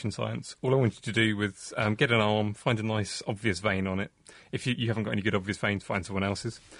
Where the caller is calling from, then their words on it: Cambridge, Massachusetts, United States; from Cambridge, Mass, in the USA.